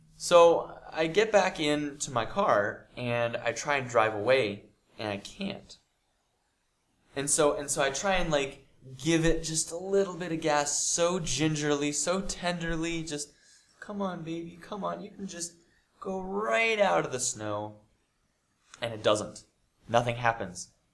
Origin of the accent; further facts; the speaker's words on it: United States; I'm from America